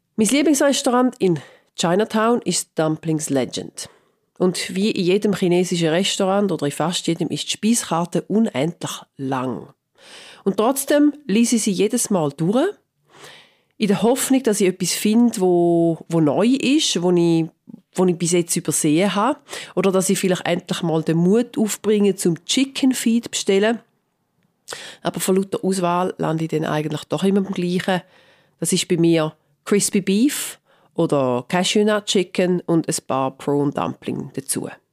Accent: Switzerland; now in London, United Kingdom

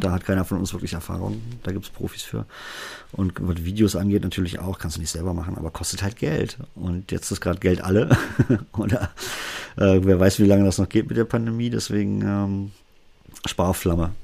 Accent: Berlin, Germany; accent: Berliner Dialekt; meinen Berliner Dialekt

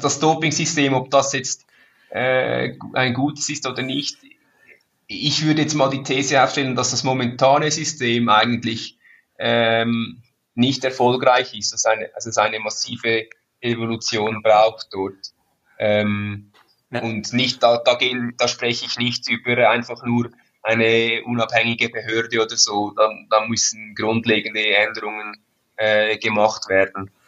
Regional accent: Switzerland; ich bin ein stolzer Schweizer

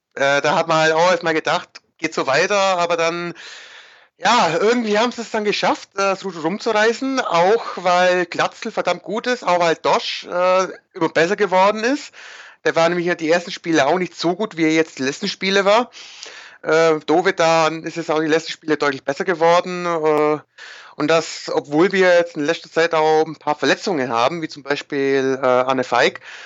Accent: near Heidenheim, Baden-Württemberg, Germany; ich komme aus der Gegend, ich komme aus der Nähe von Heidenheim

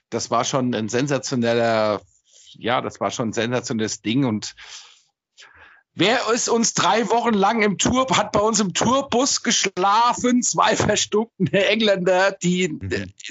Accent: Frankfurt, Hesse, Germany; Ich bin echter Frankfurter

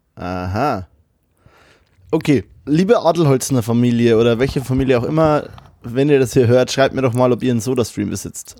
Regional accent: Bavaria, Germany; also born or lived in Kelheim; now in Cologne, Germany; meiner Heimat Bayern

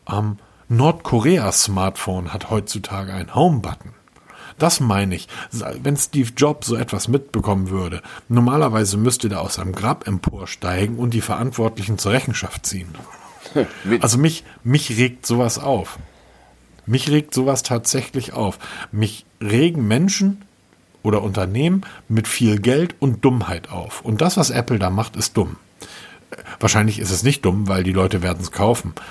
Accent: Hamburg, Germany; Ich bin Hamburger.

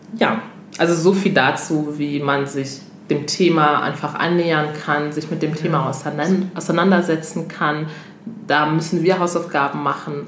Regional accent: Togo; now in Germany; ich komme ja ursprünglich aus Togo

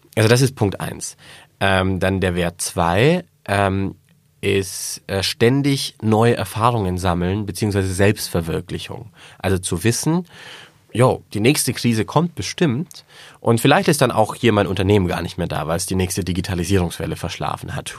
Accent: Swabia, Germany; ich bin Schwabe

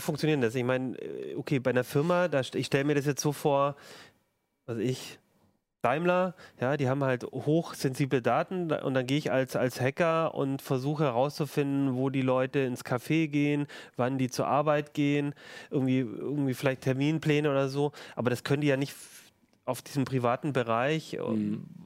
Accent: Germany; bei uns in Deutschland

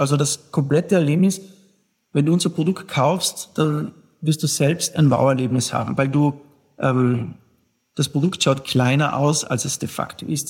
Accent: South Tyrol, Trentino-Alto Adige, Italy; als Südtiroler

